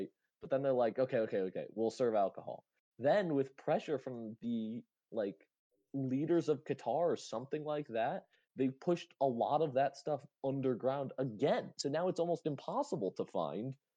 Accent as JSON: {"language": "English", "country": "United States", "said": "as an American"}